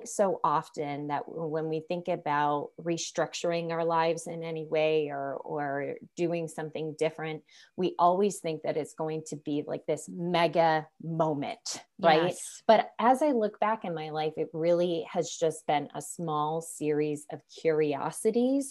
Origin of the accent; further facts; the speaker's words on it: Chicago, Illinois, United States; I grew up in Chicago